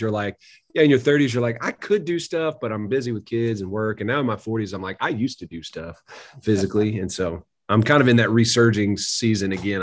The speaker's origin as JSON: {"language": "English", "region": "Tennessee", "country": "United States", "tie": "born or raised there", "also_born_or_lived": "Missouri", "said": "moved back to Tennessee, wanted to be in my home state."}